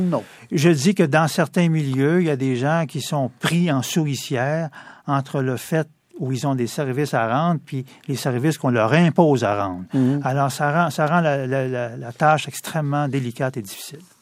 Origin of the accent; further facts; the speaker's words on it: Montreal, Quebec, Canada; pur produit de l'Est de Montréal. Ah ce qu'on appelle le quartier euh, Hochelaga-Maisonneuve. J'y ai grandi